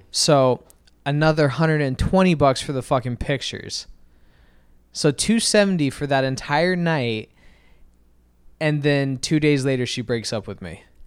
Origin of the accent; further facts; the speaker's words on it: Arizona, United States; I'm from Arizona. We don't have junior proms